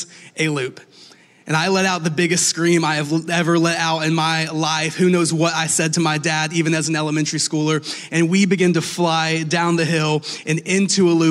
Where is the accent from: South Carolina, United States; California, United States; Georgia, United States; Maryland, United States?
Georgia, United States; Atlanta; I'm from Atlanta